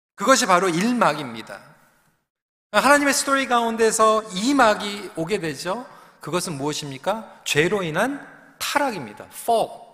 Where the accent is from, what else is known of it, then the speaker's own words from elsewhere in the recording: Seoul, South Korea; 저도 영등포에서 태어났습니다.